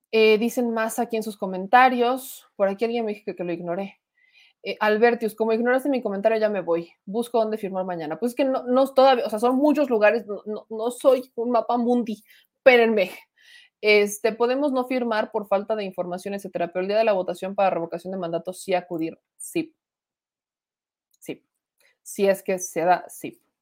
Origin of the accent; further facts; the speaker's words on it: Guadalajara, Jalisco, Mexico; de Guadalajara, me dedico a hacer chalecos tipo escolta, guardaespaldas